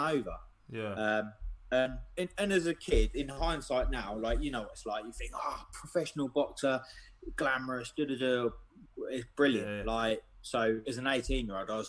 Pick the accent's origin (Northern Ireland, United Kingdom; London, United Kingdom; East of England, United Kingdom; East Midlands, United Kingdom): East of England, United Kingdom; Ely; I'm from Ely, Cambridgeshire, so it's like rap boxing around here is non-existent